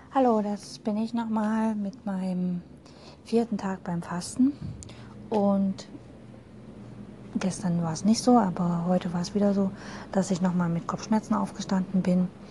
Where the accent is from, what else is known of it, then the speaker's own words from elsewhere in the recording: Dresden, Saxony, Germany; Ich komme aus Dresden